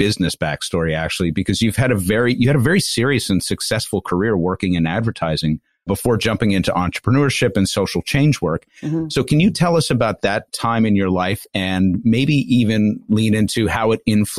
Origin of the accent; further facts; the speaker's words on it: Long Island, New York, United States; I'm from Long Island